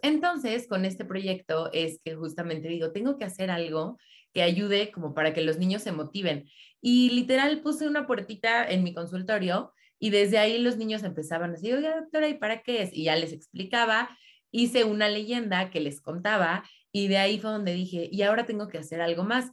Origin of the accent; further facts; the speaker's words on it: State of Mexico, Mexico; yo soy aquí del Estado de México